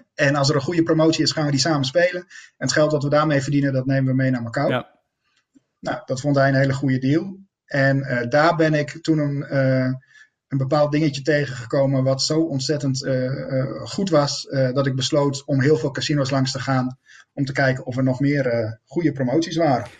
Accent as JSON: {"language": "Dutch", "country": "Netherlands", "said": "als Nederlander"}